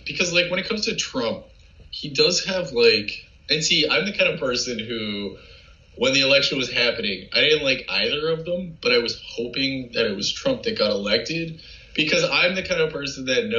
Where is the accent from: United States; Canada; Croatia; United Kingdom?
Canada; Like, I don't personally, like, as a Canadian, I want China out of my country. I want Russia out of my country.